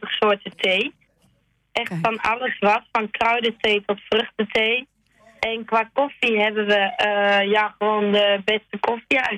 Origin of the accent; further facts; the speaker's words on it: Genemuiden, Overijssel, Netherlands; now in Spakenburg, Netherlands; En zelf kom ik uit Genemuiden, dicht bij Zwolle.